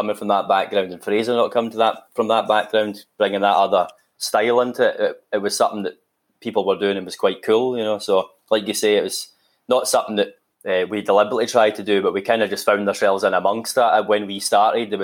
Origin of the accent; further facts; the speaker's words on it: Livingston, Scotland, United Kingdom; I'm from Livingston, so there's obviously no real traditional, you know, grounding in music there